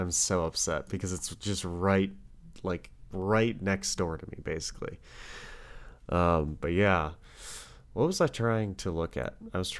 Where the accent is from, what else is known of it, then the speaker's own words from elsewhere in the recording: Detroit, Michigan, United States; Detroit, my hometown.